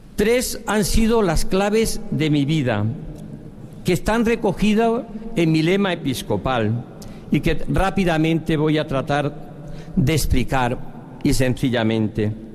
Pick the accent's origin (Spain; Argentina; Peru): Spain; Diocese of Coria-Cáceres, Extremadura; moved away; also born or lived in Valladolid; Volvía de obispo a mi tierra de origen